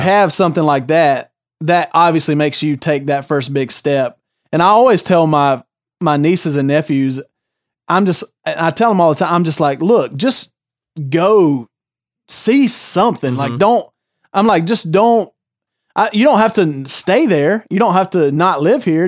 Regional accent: the South, United States; born or raised there; moved away as an adult

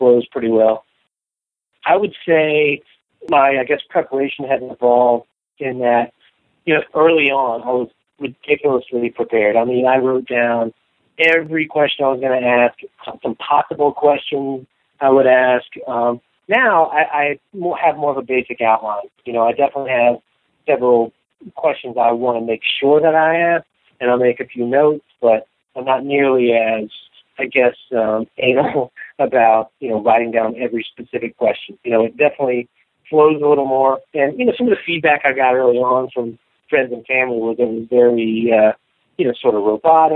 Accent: the South, United States; I grew up in the South

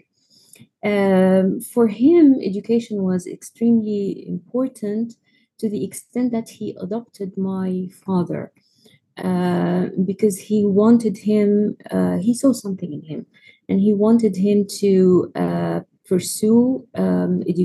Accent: Egypt; I am from Egypt

